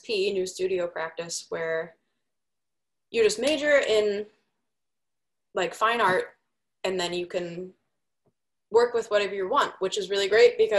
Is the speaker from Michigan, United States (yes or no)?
no; Des Plaines, Illinois, United States; moved away as an adult; also born or lived in Milwaukee, Wisconsin; Des Plaines, Illinois. It is right outside of Chicago.